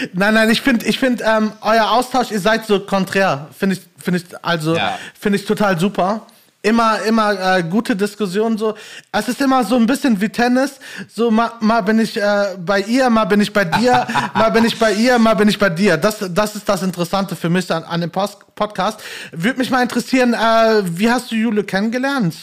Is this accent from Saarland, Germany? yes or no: no; Gelsenkirchen, North Rhine-Westphalia, Germany; moved away as an adult; now in Bochum, Germany; bin gebürtiger Gelsenkirchner und wohne jetzt aber inzwischen äh, jobbedingt halt in Bochum